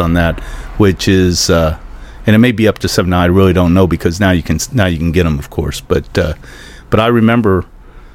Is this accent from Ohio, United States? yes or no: yes; Cleveland, Ohio, United States; now in Venice, Florida, United States; I grew up in Cleveland, actually, but haven't been back for really about 25, 30 years